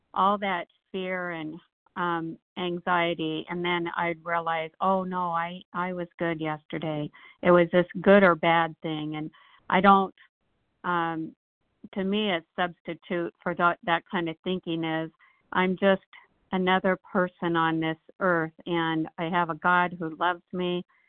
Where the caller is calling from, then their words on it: Nashville, Tennessee, United States; Hi, this is … from … with a K from Nashville.